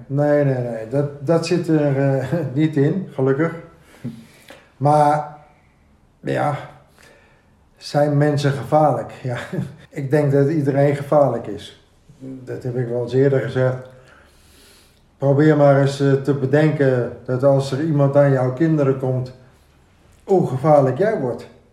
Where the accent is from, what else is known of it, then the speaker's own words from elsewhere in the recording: Amsterdam, North Holland, Netherlands; Ik ben opgegroeid hier in Amsterdam, in de Jordaan, okay. Bloemgracht